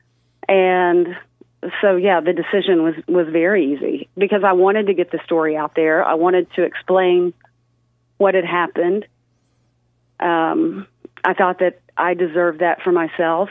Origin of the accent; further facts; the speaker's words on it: Fayetteville, Arkansas, United States; I'm from Fayetteville